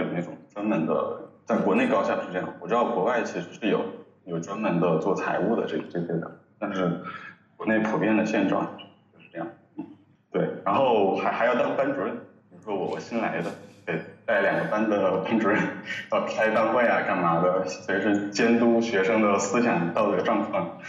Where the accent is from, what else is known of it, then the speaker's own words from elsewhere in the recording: Wuhan, Hubei, China; 我是武汉人。